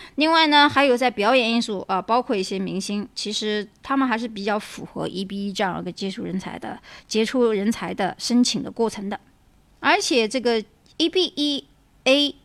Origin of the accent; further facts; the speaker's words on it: China; moved away; also born or lived in United States; 我们中国人